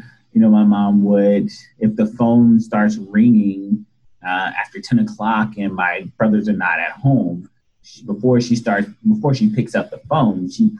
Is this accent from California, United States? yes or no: yes; Los Angeles, California, United States; I grew up in South Central Los Angeles.